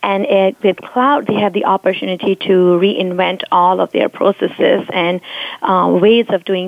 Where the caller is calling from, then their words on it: Houston, Texas, United States; I am in Houston, Texas, in my hotel room.